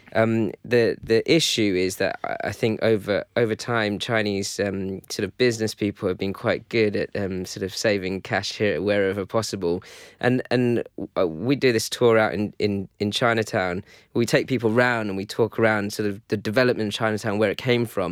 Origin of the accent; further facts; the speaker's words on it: London, United Kingdom; I grew up in London